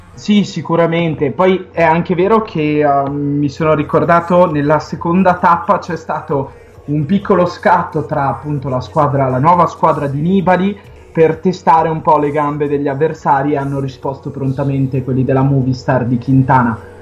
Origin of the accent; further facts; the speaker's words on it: Vicenza, Veneto, Italy; vengo da Vicenza e appunto c'è anche una tappa in Veneto, appunto sulle montagne di, di casa